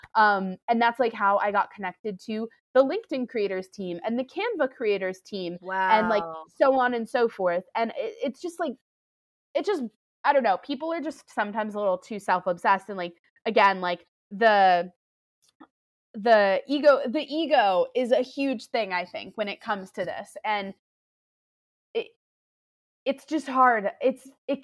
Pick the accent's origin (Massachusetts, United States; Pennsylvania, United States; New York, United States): New York, United States; New York City; I'm a New Yorker, born and raised here